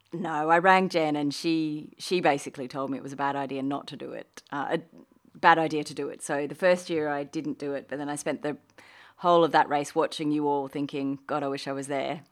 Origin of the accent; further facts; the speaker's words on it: Australia; moved away as an adult; also born or lived in United Kingdom; now in Qatar; I'm Australian and I moved to the U K in my twenties for, you know, a working holiday